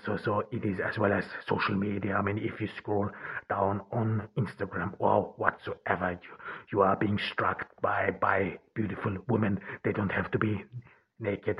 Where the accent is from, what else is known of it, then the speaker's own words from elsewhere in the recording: Ordu, Turkey; I'm recording this in Turkey, in, uh, in Ordu, my home town where I am now during the pandemic